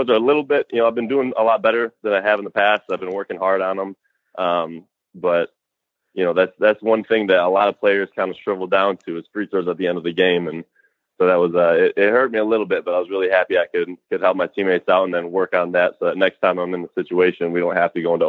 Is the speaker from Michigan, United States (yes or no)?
yes; Michigan, United States; Central Michigan University is only a couple hours away from me, mm-hmm. my hometown.